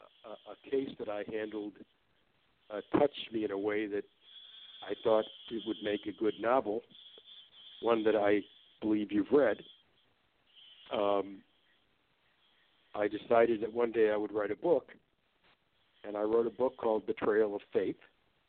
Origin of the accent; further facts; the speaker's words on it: Detroit, Michigan, United States; I was born and raised in the Detroit, Michigan area, where I still live